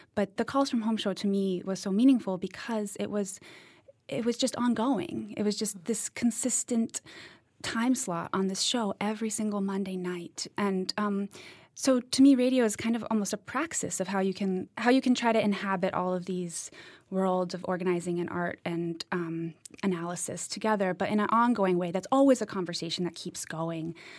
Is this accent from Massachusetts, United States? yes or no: yes; Cambridge, Massachusetts, United States; moved away as an adult; also born or lived in Eastern Kentucky; I grew up in Cambridge, Massachusetts